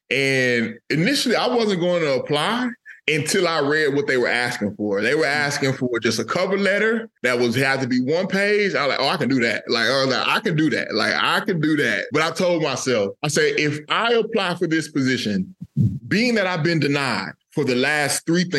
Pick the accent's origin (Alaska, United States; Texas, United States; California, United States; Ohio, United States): Texas, United States; moved away as an adult; now in North Carolina, United States; I grew up in Texas